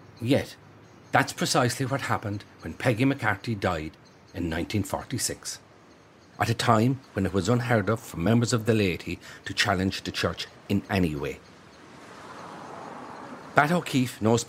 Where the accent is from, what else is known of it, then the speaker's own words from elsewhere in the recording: Listowel, Munster, Ireland; I grew up in Listowel, a small town of close to 5,000 people in North Kerry, in the southwest of Ireland